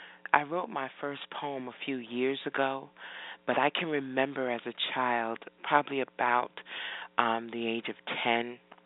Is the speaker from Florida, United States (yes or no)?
no; New Jersey, United States; So that's pretty much my childhood growing up in Jersey.